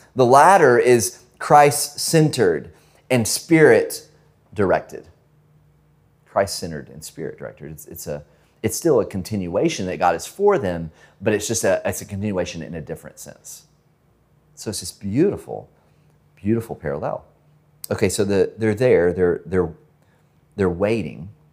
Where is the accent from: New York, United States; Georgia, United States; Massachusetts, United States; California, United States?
Georgia, United States; northwest of Atlanta; moved away; I'm originally from Georgia, so n, the northwest of Atlanta.